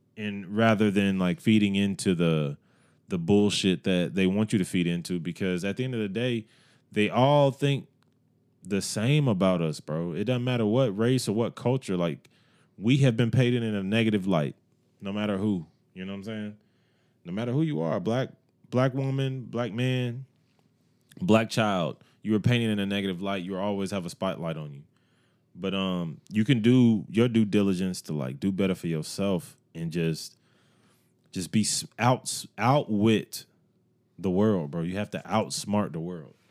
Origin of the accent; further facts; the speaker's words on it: Evans, Georgia, United States; I grew up in Evans